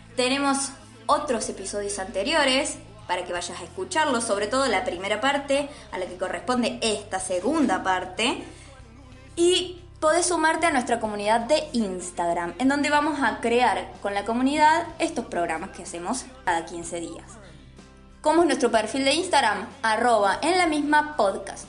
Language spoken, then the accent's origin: Spanish; Río Cuarto, Córdoba, Argentina; nosotros somos un grupo de Río Cuarto, así que estamos en el interior del interior, Río Cuarto, Córdoba, Argentina